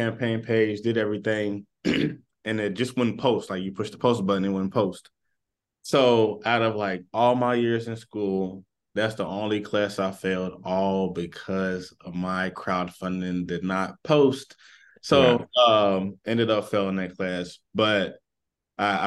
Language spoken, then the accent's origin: English; Lexington, Kentucky, United States; also born or lived in Louisville, Kentucky / Ohio; I'm originally from Lexington, but I've been in this like region majority of my high school and below life.